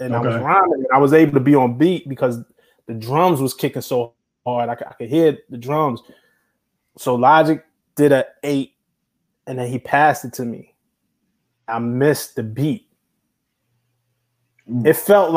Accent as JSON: {"language": "English", "town": "New York City", "region": "New York", "country": "United States", "tie": "born or raised there", "said": "I'm from Flatbush in Brooklyn. Like, that corner, Flatbush and Atlantic, is right where I used to go to high school at."}